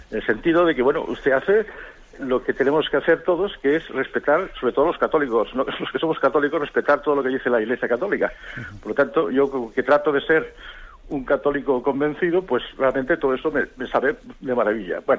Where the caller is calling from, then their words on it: Almería, Andalusia, Spain; de Almería.